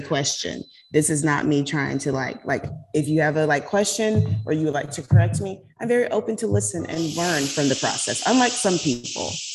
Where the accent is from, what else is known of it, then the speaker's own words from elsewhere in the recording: South Carolina, United States; now in Florida, United States; I'm from South Carolina. I live in Florida, but I'm not a Floridian. I'm from South Carolina.